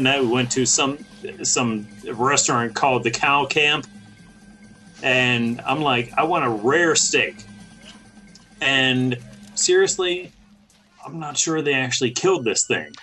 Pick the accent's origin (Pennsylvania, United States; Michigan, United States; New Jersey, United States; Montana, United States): Pennsylvania, United States; I'm from Pennsylvania